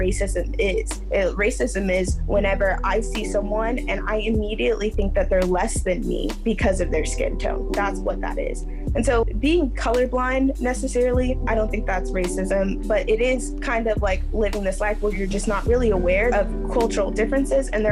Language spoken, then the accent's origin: English; Midwest, United States; I'm from the Midwest